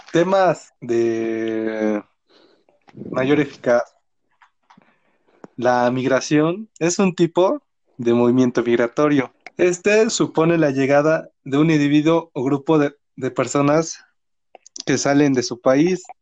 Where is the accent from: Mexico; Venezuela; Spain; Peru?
Mexico; Atoyatempan, Puebla; me fui de vacaciones aquí a lo que fue mi pueblo, un pueblo muy bonito. Te lo recomiendo, es el pueblo de Atoyatempan.